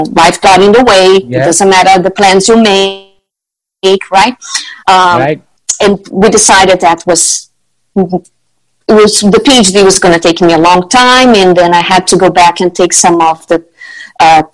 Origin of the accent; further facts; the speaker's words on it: Brazil; also born or lived in Netherlands / Brussels / Florianópolis, Brazil; I'm from Brazil